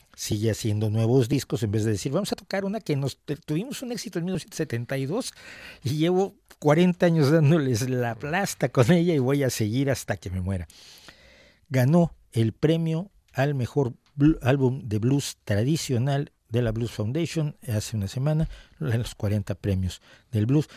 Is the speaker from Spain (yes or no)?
no; Mexico; en México